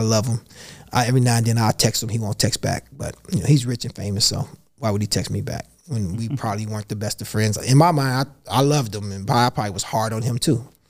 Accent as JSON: {"language": "English", "town": "Chicago", "region": "Illinois", "country": "United States", "said": "I'm from Chicago. I'm from the south side of Chicago"}